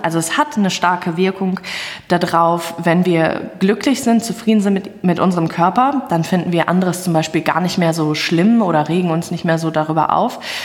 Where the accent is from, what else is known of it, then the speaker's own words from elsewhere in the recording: Hagen, North Rhine-Westphalia, Germany; ich komme aus Hagen